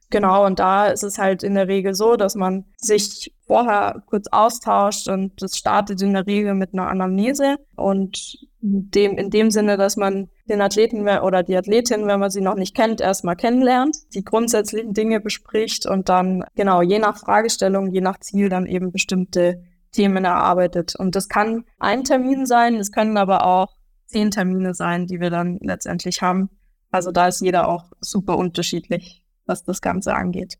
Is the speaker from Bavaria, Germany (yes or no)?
yes; Upper Franconia, Bavaria, Germany; aus Bayern oder auch Oberfranken